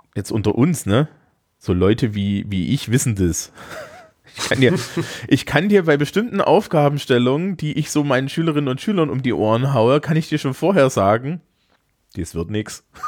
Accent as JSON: {"language": "German", "region": "Bavaria", "country": "Germany", "said": "bei uns in Bayern"}